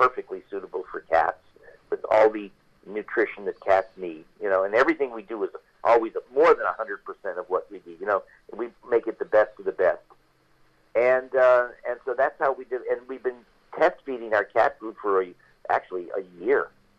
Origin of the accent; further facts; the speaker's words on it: California, United States; We're from Northern California.